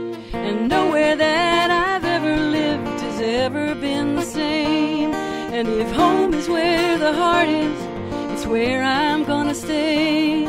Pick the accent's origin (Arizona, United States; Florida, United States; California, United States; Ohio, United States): Ohio, United States; Shaker Heights; also born or lived in Geneva-on-the-Lake, Ohio; Grew up in Cleveland on the east side, suburb of Cleveland called Shaker Heights.